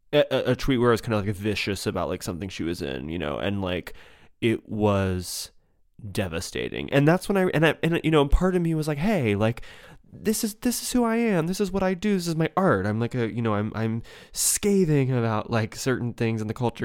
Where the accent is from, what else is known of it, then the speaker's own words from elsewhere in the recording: United States; also born or lived in New York; any sort of kind of American sheep